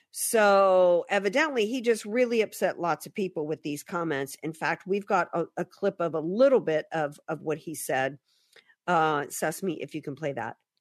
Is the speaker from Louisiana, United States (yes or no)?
yes; New Orleans, Louisiana, United States; moved away; I grew up in the Deep South